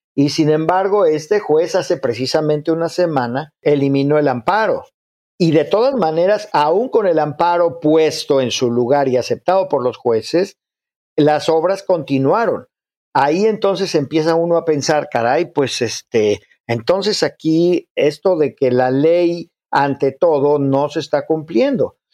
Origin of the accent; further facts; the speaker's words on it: Mexico; como mexicanos